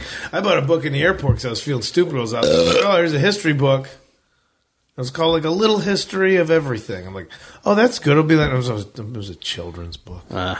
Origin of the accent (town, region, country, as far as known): Addison, United States; born or raised there